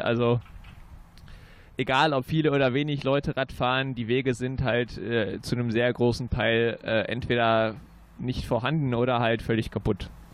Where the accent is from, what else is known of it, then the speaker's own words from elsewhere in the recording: Münster, North Rhine-Westphalia, Germany; als gebürtiger Münsteraner